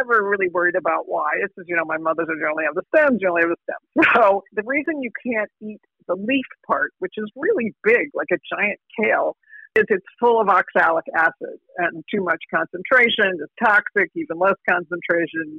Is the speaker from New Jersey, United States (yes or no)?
yes; New Jersey, United States; I'm from New Jersey